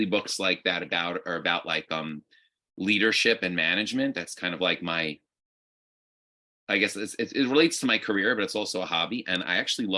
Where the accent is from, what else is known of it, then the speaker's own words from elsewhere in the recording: New York, United States; also born or lived in Boca Raton, Florida / Israel; I grew up in New York and went to different yeshivas my whole life